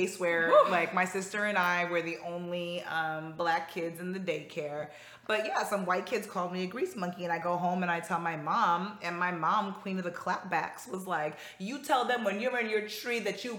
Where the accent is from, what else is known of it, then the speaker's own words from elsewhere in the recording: Northeast, United States; what I loved about growing up in the Northeast was just like how so many different cultures and backgrounds were coming together and living door to door, side by side